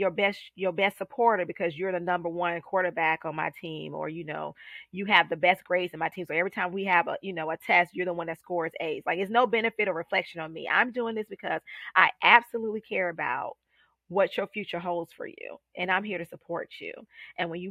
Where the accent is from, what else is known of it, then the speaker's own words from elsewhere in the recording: Columbia, South Carolina, United States; now in Charlotte, United States; Columbia, South Carolina, my hometown.